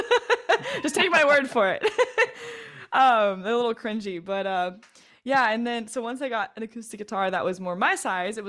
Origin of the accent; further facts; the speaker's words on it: Northern Kentucky, United States; also born or lived in Cincinnati, Ohio / Batavia, Ohio; now in Middletown, United States; I grew up in Northern Kentucky, actually, but then I moved to Batavia